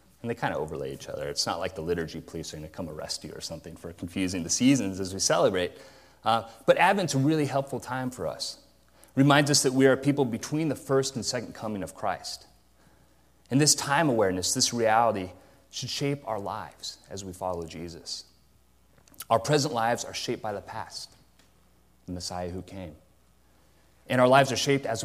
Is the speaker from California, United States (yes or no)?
yes; Modesto, California, United States; growing up in Modesto